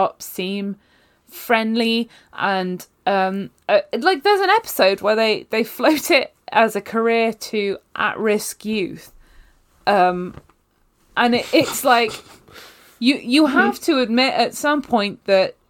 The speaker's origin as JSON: {"language": "English", "country": "United Kingdom", "said": "I'm also British"}